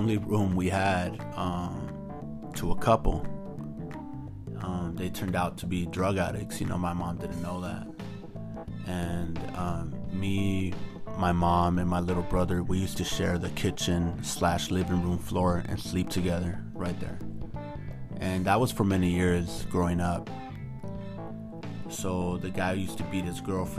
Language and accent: English; United States; I'm just an American who hasn't forgotten his roots and where his parents come from